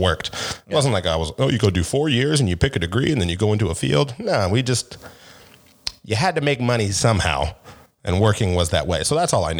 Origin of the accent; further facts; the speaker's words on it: Seattle, Washington, United States; Seattle. Born and raised.